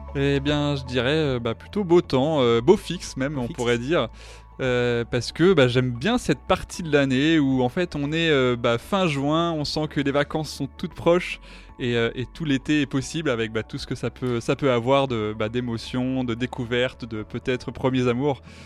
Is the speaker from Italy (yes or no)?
no; France; en tant que Français